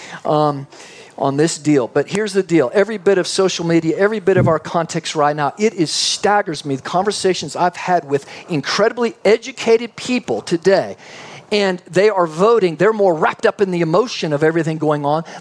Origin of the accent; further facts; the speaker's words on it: Texas, United States; also born or lived in Canada; then brought back Texas